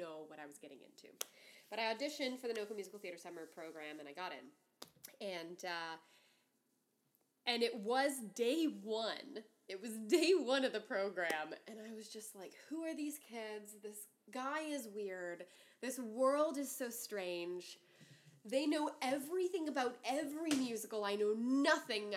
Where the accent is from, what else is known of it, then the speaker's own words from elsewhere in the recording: north shore of Lake Pontchartrain, Louisiana, United States; I grew up on the north shore of Lake Pontchartrain